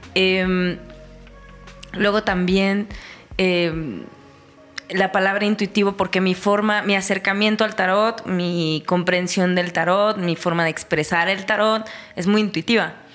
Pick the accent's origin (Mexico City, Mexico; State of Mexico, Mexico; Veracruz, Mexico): State of Mexico, Mexico; soy una chica eh, mexiquense